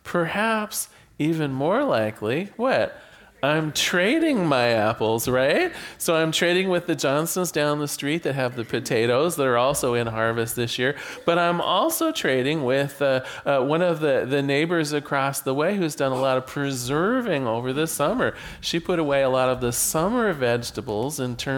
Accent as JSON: {"language": "English", "town": "Newport", "region": "Oregon", "country": "United States", "tie": "born or raised there", "said": "I was born here in Newport, Oregon."}